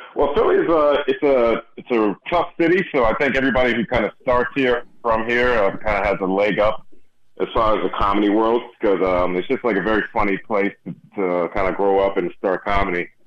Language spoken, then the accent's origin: English; Houston, Texas, United States; moved away; I grew up in Houston for about 15, 12 years